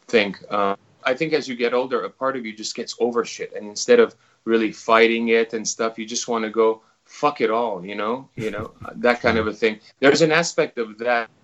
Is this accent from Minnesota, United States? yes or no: no; Los Angeles, California, United States; moved away as an adult; now in New Zealand; My whole, you know, my parents, all my friends and everyone I grew up with is in Los Angeles. And so I've got a huge history there.